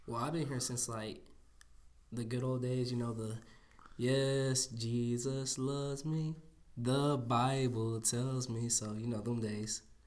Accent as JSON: {"language": "English", "town": "Jasper", "region": "Alabama", "country": "United States", "said": "from Jasper, Alabama. I go to Jasper High School. I'm in tenth grade"}